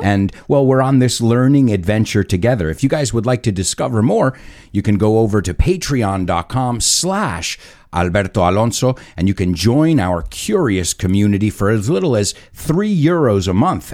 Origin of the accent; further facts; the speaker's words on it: United States; I was born in the United States